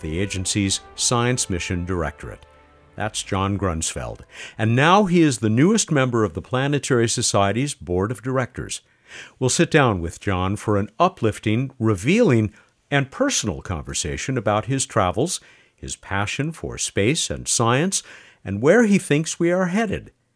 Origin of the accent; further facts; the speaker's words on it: San Diego, California, United States; my hometown, San Diego